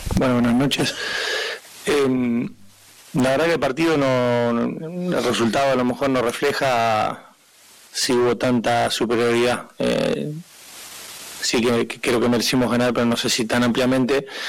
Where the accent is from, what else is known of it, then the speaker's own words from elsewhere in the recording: Argentina; somos argentinos